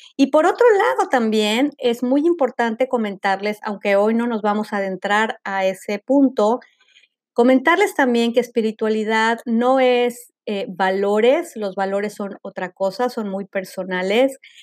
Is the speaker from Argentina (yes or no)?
no; Mexico; como le llaman en México, de donde soy yo